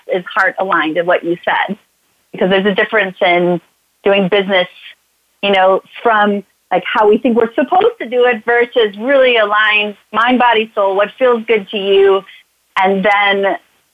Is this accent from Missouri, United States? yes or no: yes; St. Louis, Missouri, United States; moved away as an adult; also born or lived in Chicago, Illinois; I'm from St. Louis, Missouri. I moved to Chicago